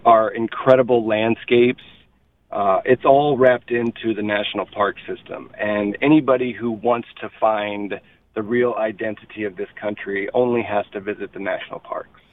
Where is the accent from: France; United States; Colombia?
United States; as an American